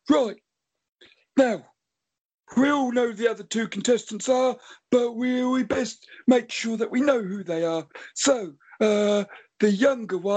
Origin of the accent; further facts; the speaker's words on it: Cockermouth, North West England, United Kingdom; and I'm from Cockermouth.